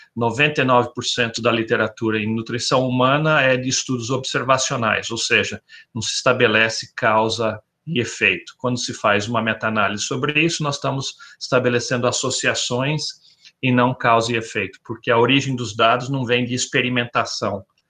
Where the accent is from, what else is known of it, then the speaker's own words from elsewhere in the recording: interior of São Paulo, Brazil; moved away as an adult; also born or lived in Botucatu / Arizona, United States / Davis, California, United States; now in Florida, United States; eu sou originário do interior de São Paulo